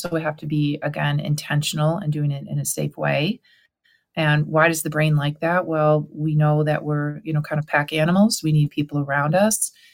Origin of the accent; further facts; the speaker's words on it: Cleveland, Ohio, United States; Allie and I, we're from Cleveland, Ohio